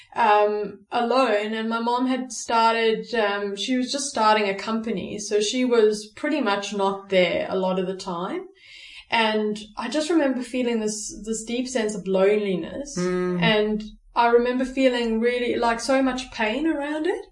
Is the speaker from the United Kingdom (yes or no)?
no; South Africa; I'm born and bred in South Africa